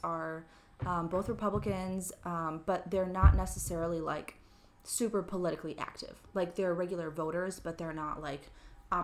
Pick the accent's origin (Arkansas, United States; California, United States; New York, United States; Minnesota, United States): Minnesota, United States; Mendota Heights; also born or lived in Atchison, Kansas / Plymouth, Minnesota; I grew up in Mendota Heights, Minnesota, so literally just across the river from St. Paul